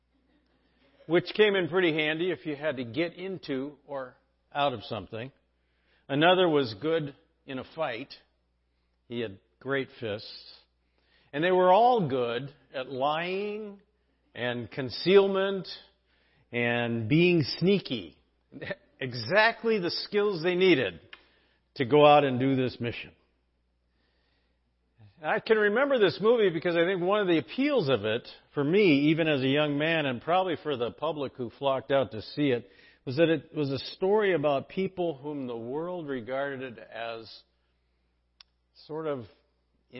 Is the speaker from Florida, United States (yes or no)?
no; San Diego, California, United States; When I was in junior high growing up in San Diego